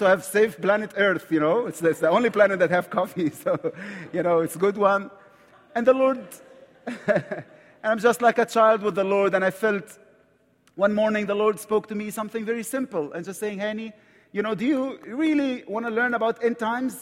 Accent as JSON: {"language": "English", "country": "Egypt", "accent": "Egyptian", "second_language": "English", "said": "I'm from Egypt, right from the Middle East"}